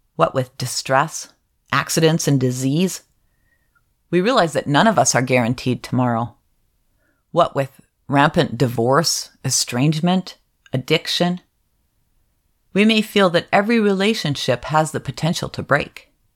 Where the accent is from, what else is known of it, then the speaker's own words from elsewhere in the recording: Upper Peninsula of Michigan, United States; moved away; also born or lived in Pacific Northwest; I was raised in the Upper Peninsula of Michigan for most of my childhood, and I've lived in the Pacific Northwest for most of my adult life